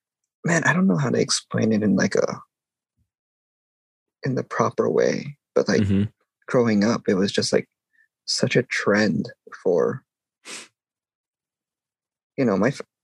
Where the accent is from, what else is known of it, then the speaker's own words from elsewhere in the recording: California, United States; Growing up in California... You're just surrounded by it most of the time. And I think it's weird. Like, my parents are immigrants